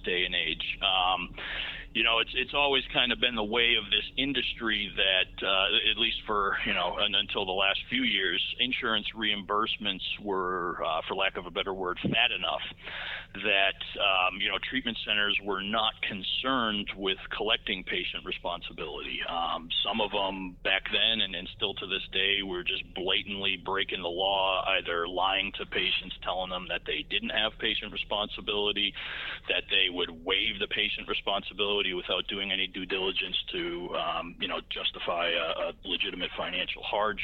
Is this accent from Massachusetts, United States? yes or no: yes; Massachusetts, United States; moved away as an adult; now in South Florida, United States; I'm originally from Massachusetts, live in South Florida, moved down here about 15 years ago.